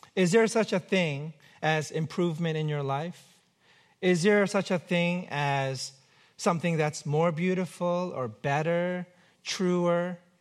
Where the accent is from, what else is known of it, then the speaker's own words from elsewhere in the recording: New York, United States; now in Pacific Northwest, United States; I'm from New York